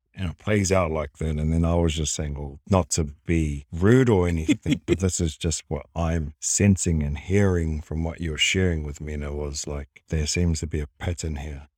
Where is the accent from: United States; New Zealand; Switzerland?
New Zealand; Wellington; also born or lived in Hamilton; now in Gold Coast, Australia; I was born in Hamilton, raised in Wellington, until I eventually moved over to Australia.